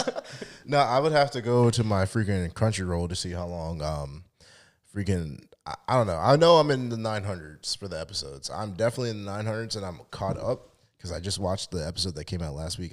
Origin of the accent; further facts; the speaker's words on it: United States; I feel like I was born in America